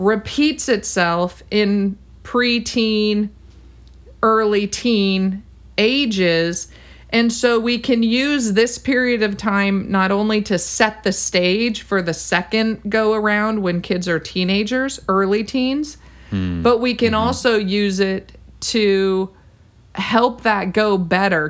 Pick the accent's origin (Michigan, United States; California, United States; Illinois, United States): California, United States; I'm a Californian